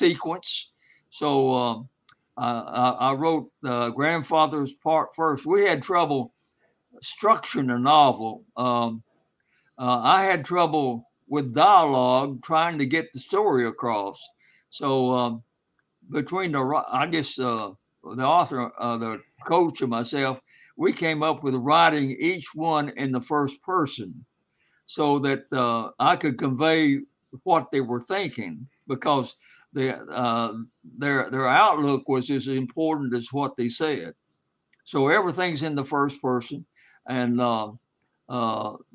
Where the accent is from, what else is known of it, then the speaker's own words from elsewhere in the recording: Black Mountains, North Carolina, United States; I was raised in the Black Mountains, where Mountain Mitchell is, on a hillside farm.